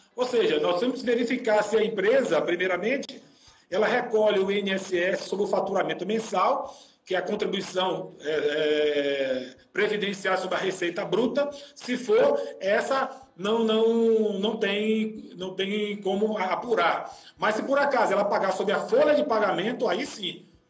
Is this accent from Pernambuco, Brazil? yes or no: no; Salvador, Bahia, Brazil; now in Joinville, Brazil; Eu sou de Salvador, mas eu, hoje eu moro aqui em Joinville, né?